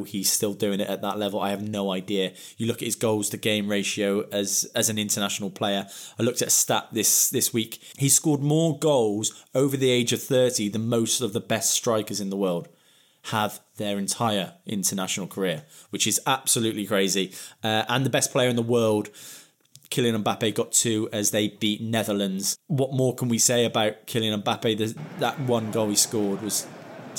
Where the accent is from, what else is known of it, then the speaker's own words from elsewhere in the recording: England, United Kingdom; As an Englishman